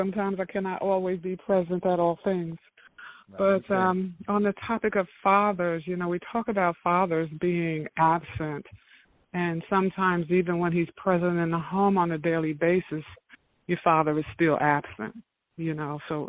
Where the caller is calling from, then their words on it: Atlanta, Georgia, United States; I'm calling from Atlanta.